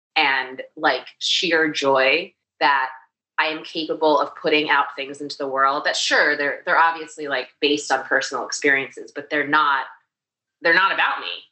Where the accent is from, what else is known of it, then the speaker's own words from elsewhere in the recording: New York City, New York, United States; I grew up in New York City